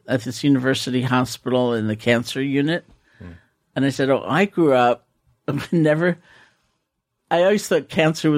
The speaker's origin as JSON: {"language": "English", "town": "New York City", "region": "New York", "country": "United States", "tie": "born or raised there", "also_born_or_lived": "Bronx", "said": "New York City. I grew up in Washington Heights"}